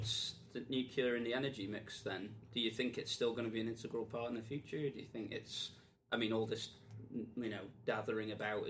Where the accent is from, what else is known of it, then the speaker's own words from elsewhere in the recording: Wales, United Kingdom; I mean, I'm from North Wales, guys. If people didn't guess, I mean, obviously not from my voice.